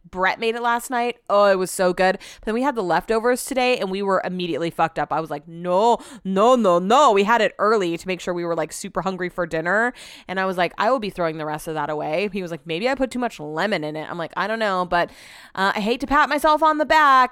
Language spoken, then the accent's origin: English; California, United States; growing up in California